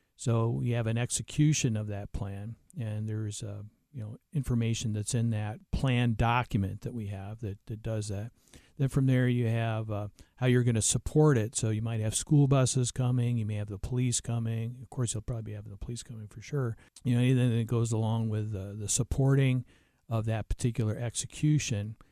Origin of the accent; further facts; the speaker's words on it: New Mexico, United States; I'm from New Mexico, so I, I work, uh, in the Southwest